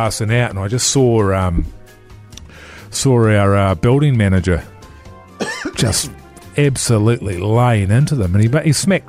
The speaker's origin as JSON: {"language": "English", "country": "New Zealand", "said": "Yeah, because of me, yeah, you know, being a New Zealander."}